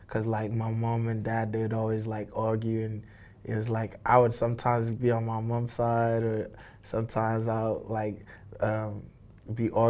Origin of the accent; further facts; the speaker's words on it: United Kingdom; I'm British, obviously, by birth, and this is where I lived, but um, I grew up on Nigerian values, you know.